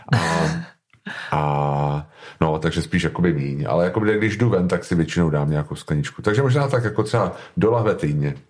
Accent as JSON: {"language": "Czech", "region": "Prague", "country": "Czechia", "said": "jsem z Prahy"}